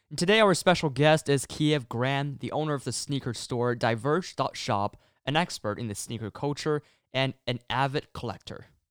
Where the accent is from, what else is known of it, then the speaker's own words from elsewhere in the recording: China; moved away; I'm actually from China